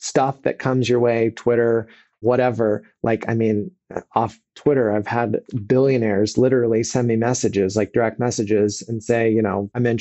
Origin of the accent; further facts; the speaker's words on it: Kansas City, Missouri, United States; also born or lived in San Diego, California; I live in Missouri and I'm from Missouri